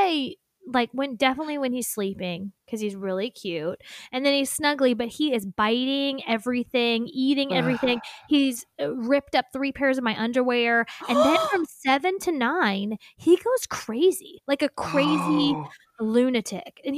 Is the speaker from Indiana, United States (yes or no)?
yes; Indiana, United States; accent: Indiana; moved away; when going back to Indiana, my accent, like, he's like, oh, your accent comes out